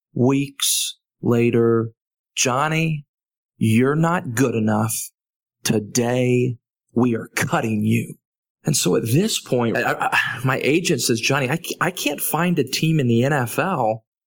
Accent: Texas, United States; growing up in Texas

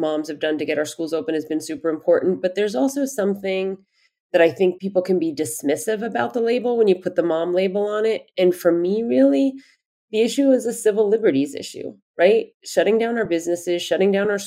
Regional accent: Easton, Pennsylvania, United States; also born or lived in Bethlehem, Pennsylvania; now in New York City, United States; I grew up in Pennsylvania and I lived in Easton, Pennsylvania, but went to school in Bethlehem, Pennsylvania

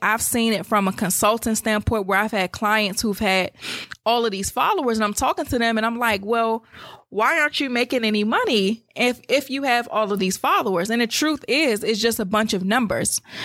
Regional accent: United States; I was born in Maryland or D C

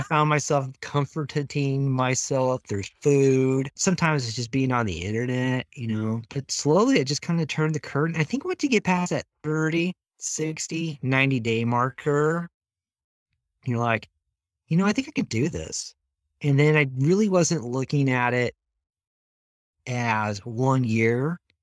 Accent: Moscow, Idaho, United States; also born or lived in Lewiston, Idaho; when we moved from Lewiston up into Moscow, that was sixth grade and junior high.

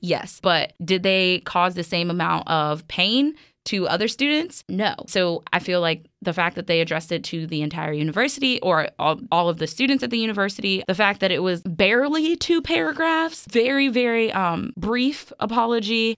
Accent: New York City, New York, United States; moved away; I grew up in Brooklyn, actually.

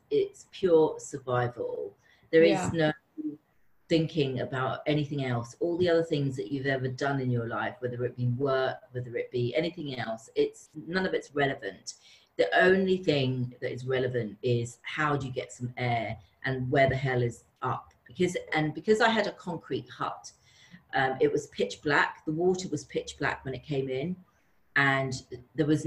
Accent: London, United Kingdom; And I'm from London, so I've always had this little bit of a disconnect living in London because it's such a busy city

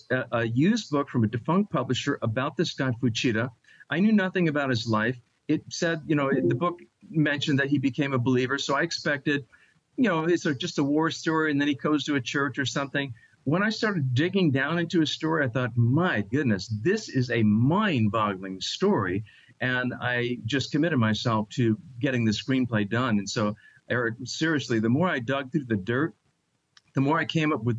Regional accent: Long Island, New York, United States; I'm a native New Yorker. I was born in Long Island, New York

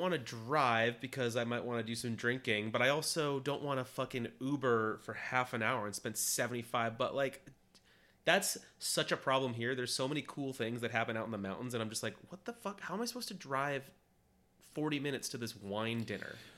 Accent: United States; we're American

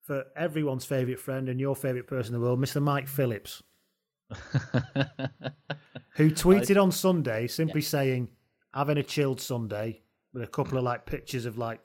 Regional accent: England, United Kingdom; I'm an English person, right?

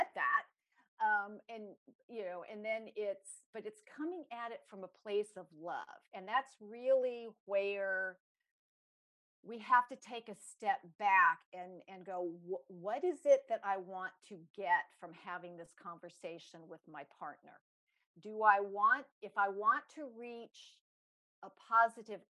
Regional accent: Los Angeles, California, United States; I grew up in Los Angeles

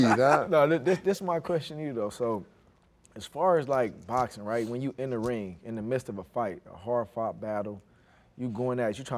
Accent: Los Angeles, California, United States; I'm from South Central Crenshaw, Los Angeles, California.

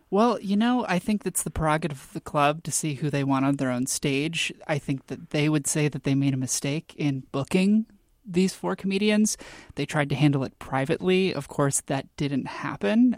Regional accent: Texas, United States; now in Washington, United States; I'm from Texas and I really miss it

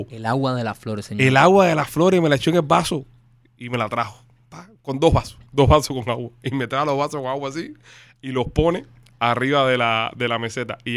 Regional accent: Cuba; moved away; Yo no vi una escalera de caracol desde que, vine de Cuba.

